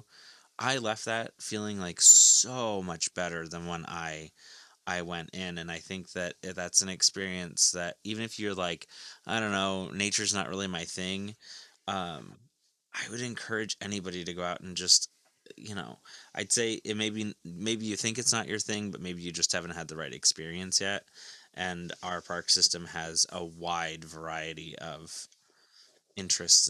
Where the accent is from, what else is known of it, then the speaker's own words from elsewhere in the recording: Powell, Ohio, United States; I grew up in Powell